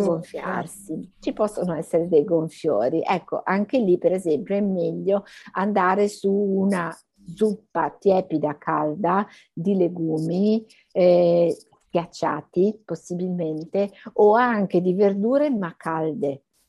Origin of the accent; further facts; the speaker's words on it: Emilia-Romagna, Italy; moved away as an adult; also born or lived in Bologna / Milan; now in Rome, Italy; al momento abito a Roma, sono romagnola però